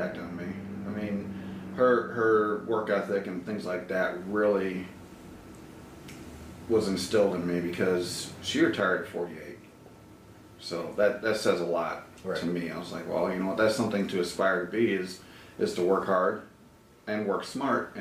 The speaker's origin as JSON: {"language": "English", "town": "Batavia", "region": "Illinois", "country": "United States", "tie": "born or raised there", "also_born_or_lived": "Lombard, Illinois / Aurora, Illinois", "said": "I am originally from Batavia, Illinois."}